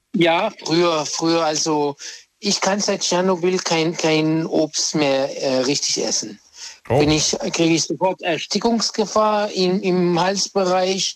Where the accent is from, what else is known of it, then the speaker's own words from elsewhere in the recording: Egypt; now in Germany; weil ich bin ja Ägypter